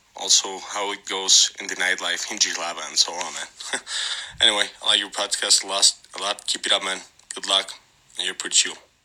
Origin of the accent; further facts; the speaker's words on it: Mexico City, Mexico; I've never moved out, outside of Mexico City